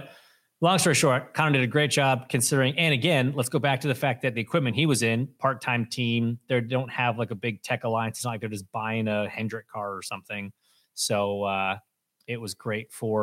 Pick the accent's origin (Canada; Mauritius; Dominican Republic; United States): Canada; as a Canadian whose mother was born in the same town, Timmins, Ontario